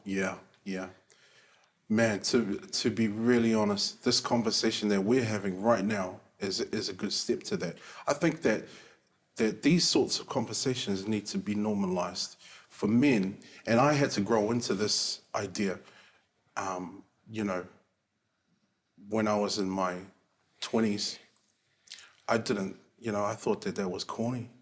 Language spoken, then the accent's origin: English; Auckland, New Zealand; I am uh, Niuean, Cook Island, um, born and raised in South Auckland.